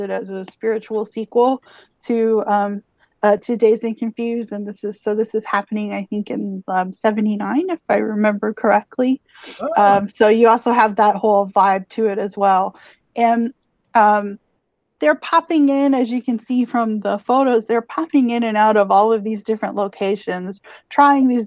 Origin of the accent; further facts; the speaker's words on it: near Corpus Christi, Texas, United States; her hometown of Corpus is pretty close to my hometown